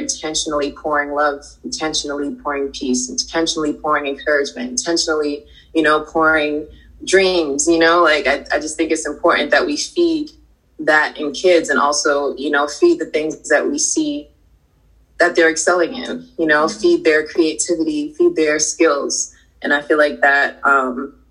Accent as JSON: {"language": "English", "town": "Boston", "region": "Massachusetts", "country": "United States", "tie": "born or raised there", "said": "I grew up in Boston, and Boston was a very, like, it was segregated"}